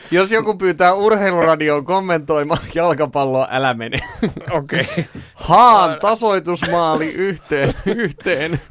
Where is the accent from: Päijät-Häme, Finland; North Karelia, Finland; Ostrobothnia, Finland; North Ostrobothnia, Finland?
Päijät-Häme, Finland; Orimattila; orimattilas, josta olen kotoisin